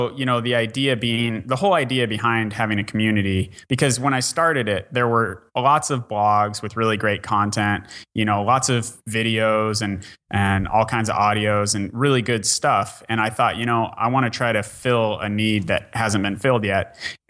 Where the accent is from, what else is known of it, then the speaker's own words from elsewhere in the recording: Bellingham, Washington, United States; I'm from Bellingham, Washington. We did it there.